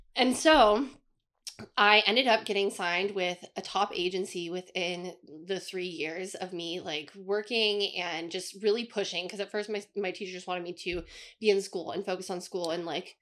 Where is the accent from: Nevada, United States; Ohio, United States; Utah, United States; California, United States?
Nevada, United States; Las Vegas; I was born in Las Vegas